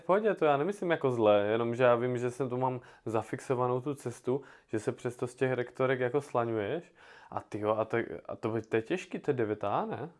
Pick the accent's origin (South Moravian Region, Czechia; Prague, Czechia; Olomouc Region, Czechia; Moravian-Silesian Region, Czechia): South Moravian Region, Czechia; Brno; u nás v Brně